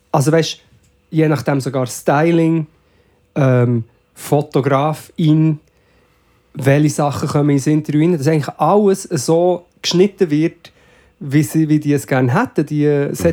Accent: Switzerland; ich schwöre, dass ich als Schweizer

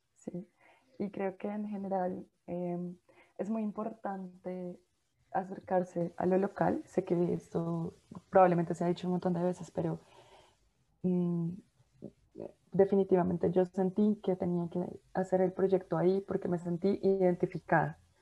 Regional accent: Bogotá, Colombia; uno como bogotano o como colombiano

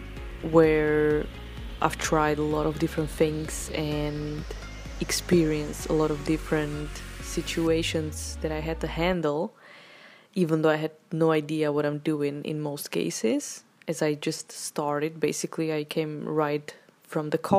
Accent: Slovakia; moved away; also born or lived in Czech Republic; I come from Slovakia

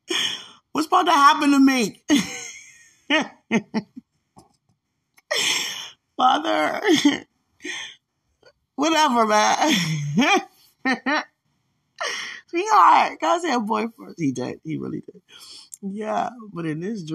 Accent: United States; I grew up in America

